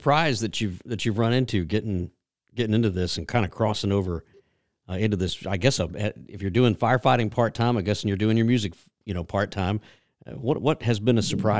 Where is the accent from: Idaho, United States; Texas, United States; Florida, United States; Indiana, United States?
Texas, United States; now in Georgia, United States; I grew up in Texas, cut my teeth in Texas honky tonks and country radio back there.